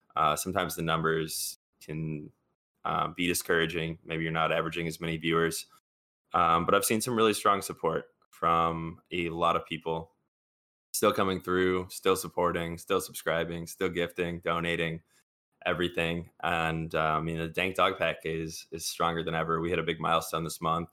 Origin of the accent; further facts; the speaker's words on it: Chicago, Illinois, United States; I'm from Chicago